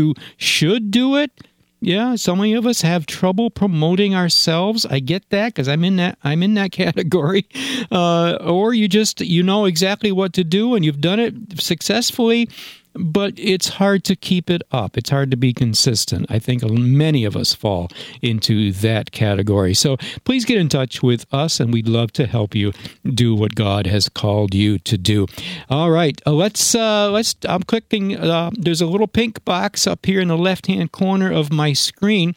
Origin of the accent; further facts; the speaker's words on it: Granville, New York, United States; the Granville, New York, which is my hometown